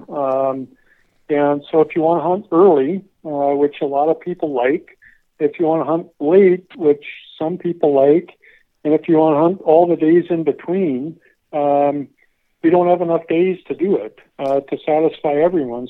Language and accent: English; Pierre, South Dakota, United States; moved away as an adult; also born or lived in Iowa / Texas; I'm from Pierre, South Dakota